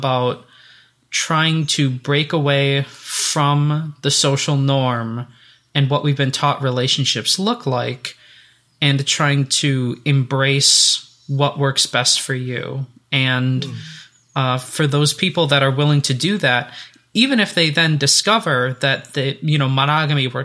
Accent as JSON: {"language": "English", "country": "United States", "said": "I'm an American"}